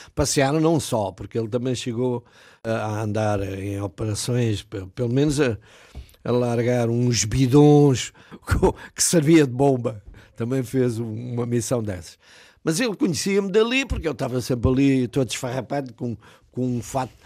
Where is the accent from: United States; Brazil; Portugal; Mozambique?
Portugal; Alverca do Ribatejo, Lisbon; moved away as an adult; a minha terra é a Alverca de Ribatejo